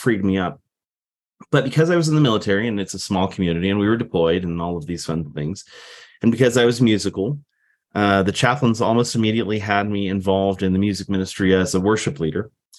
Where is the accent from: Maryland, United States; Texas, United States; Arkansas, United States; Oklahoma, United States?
Texas, United States; I was raised in South Texas as a Navy brat.